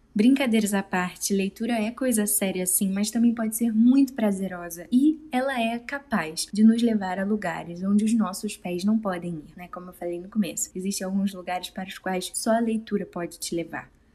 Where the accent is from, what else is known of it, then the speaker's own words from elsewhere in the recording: Rio de Janeiro, Brazil; also born or lived in Guapimirim, Rio de Janeiro; Lembro que quando mudamos da Vila da Penha, na capital do Rio, para Guapimirim, que é mais no interior do estado, nós passamos quase um ano sem televisão em casa e também não tinha internet. Foi entre os meus 14 e 15 anos de idade.